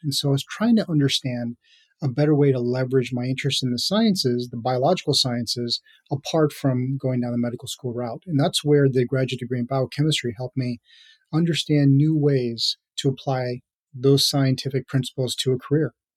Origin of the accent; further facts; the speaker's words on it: Minneapolis suburbs, Minnesota, United States; moved away as an adult; also born or lived in Hyderabad, India / New York / San Francisco Bay Area; I grew up in the Minneapolis suburbs with all my educational career, really in the state of Minnesota